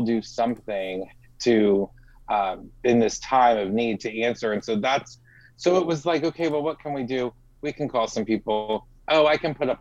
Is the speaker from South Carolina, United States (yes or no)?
no; Missouri, United States; now in Florida, United States; I grew up in Missouri where we had tornadoes